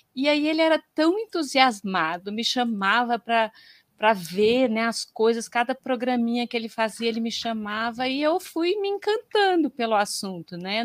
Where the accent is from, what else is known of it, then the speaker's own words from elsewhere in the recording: Goiás, Brazil; moved away as an adult; also born or lived in Campinas; lá em Goiás, né, porque eu sou de Goiás